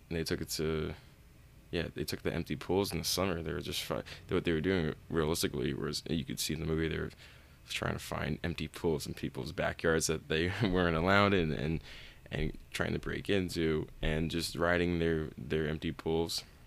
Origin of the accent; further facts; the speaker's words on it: East Coast, United States; I grew up on the East Coast